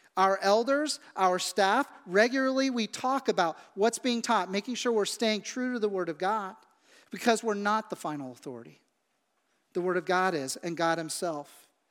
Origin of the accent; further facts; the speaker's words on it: Midwest, United States; growing up in the Midwest where I grew up